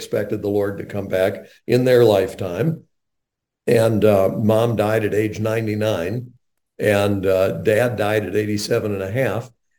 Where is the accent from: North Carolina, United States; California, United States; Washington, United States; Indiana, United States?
North Carolina, United States; also born or lived in Chicago, Illinois; I was born right outside Chicago and lived in the Chicago area until I was 7 years old. Then we moved to North Carolina, and I grew up in North Carolina.